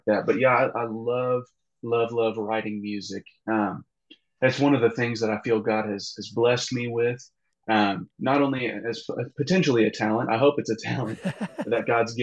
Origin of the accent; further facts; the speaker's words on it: Garland, Texas, United States; now in Lubbock, United States; I grew up in Garland, Texas, which is kind of around the Dallas area, and moved to the Lubbock area around 8 years ago in 2014